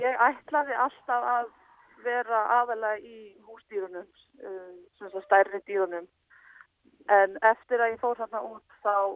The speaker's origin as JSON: {"language": "Icelandic", "area": "Jökulsárhlíð", "region": "Eastern Region", "country": "Iceland", "tie": "born or raised there", "said": "ég er upp alveg í Jökulsálliðinni"}